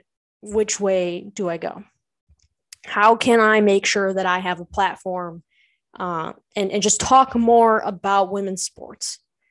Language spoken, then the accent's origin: English; Ireland; it's okay because I'm Irish. So you can't judge me. Irish people like to swear.